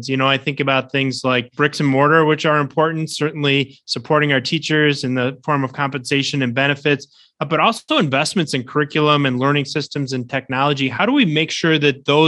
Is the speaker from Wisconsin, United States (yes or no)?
yes; Wisconsin, United States; my home state of Wisconsin